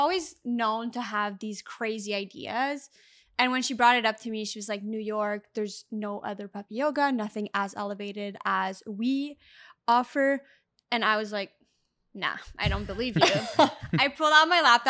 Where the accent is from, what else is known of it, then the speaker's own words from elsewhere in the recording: Canada; We are from Canada, so it gets really cold.